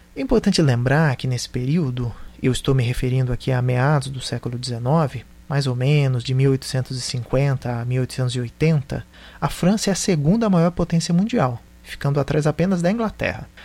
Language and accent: Portuguese; Brazil; nós, brasileiros